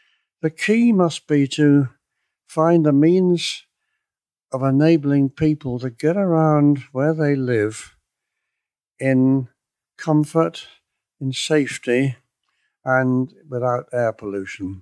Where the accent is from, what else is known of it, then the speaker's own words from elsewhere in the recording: Cornwall, South West England, United Kingdom; I come from Cornwall